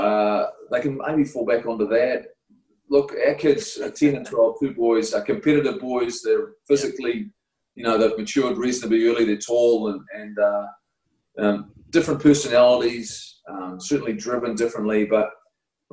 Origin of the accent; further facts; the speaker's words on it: Invercargill, Southland, New Zealand; I was from Invercargill